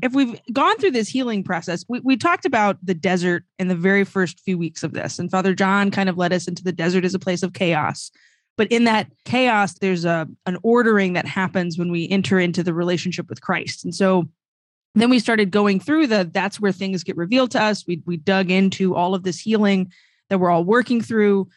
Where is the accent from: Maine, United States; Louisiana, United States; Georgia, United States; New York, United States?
Louisiana, United States; I'm from Louisiana